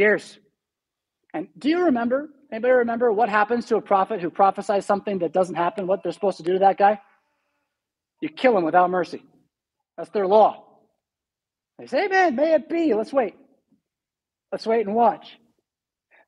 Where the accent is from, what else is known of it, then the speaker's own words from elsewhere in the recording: California, United States; also born or lived in San Diego; now in Rockford, United States; California, my home state. I miss San Diego